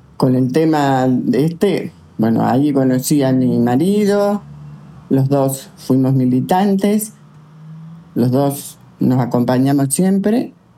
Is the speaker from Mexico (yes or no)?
no; Santa Fe, Argentina; Yo nací en Santa Fe, soy santafesina